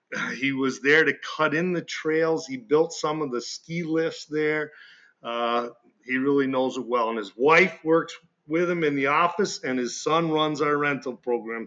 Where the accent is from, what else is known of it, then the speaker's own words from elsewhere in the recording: Malone, New York, United States; I grew up here in Malone